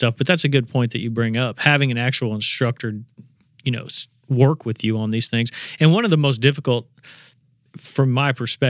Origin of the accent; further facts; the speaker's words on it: Indiana, United States; growing up in Indiana, we had a short little teal season